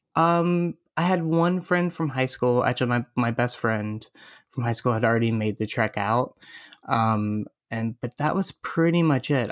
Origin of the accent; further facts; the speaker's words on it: Florida, United States; now in Los Angeles, United States; I grew up in Florida